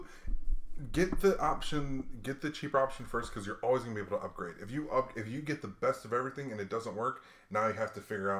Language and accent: English; Hawaii, United States; hey man, I was a kid growing up in Hawaii. I'm a biracial kid growing up in Hawaii.